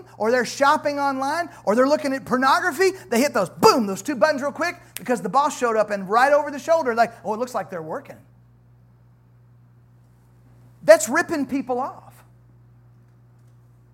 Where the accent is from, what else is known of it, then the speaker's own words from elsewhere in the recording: United States; I'm an American